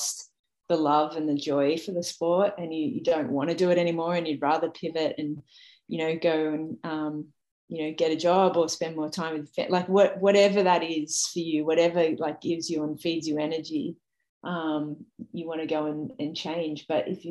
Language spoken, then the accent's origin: English; Sydney, New South Wales, Australia; raising my profile as an athlete in my hometown